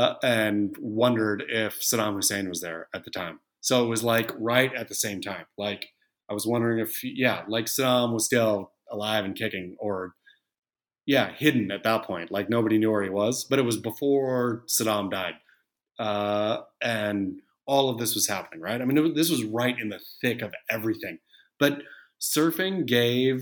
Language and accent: English; Oregon, United States; I grew up surfing in Oregon